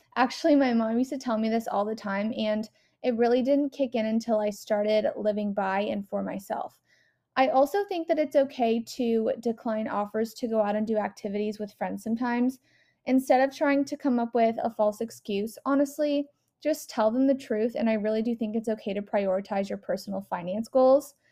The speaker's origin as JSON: {"language": "English", "region": "West Coast", "country": "United States", "moved": "yes", "said": "I'm from the West Coast"}